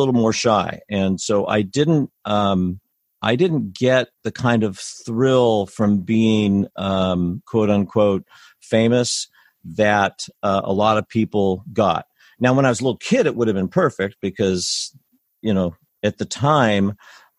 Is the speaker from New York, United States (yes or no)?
no; Lafayette, California, United States; I grew up in Lafayette